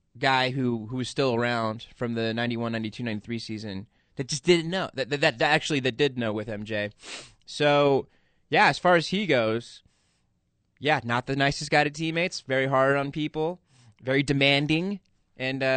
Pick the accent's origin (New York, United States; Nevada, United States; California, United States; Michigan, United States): California, United States; Southern; I grew up in Southern California